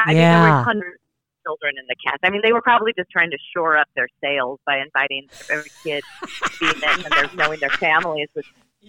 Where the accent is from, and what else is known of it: Omaha, Nebraska, United States; born or raised there; moved away